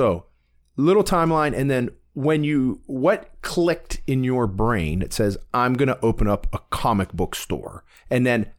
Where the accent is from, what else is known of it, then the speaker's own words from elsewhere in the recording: Warren, Ohio, United States; Those, that's the fond memories I have of growing up in Warren.